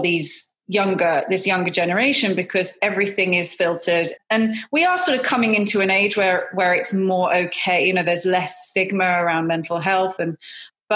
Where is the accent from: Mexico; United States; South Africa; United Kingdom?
United Kingdom; London; also born or lived in Hammersmith, London; I was born in Hammersmith in London at Queen Charlotte's Hospital. And I was brought up in Twickenham in Strawberry Hill, which is a beautiful part of London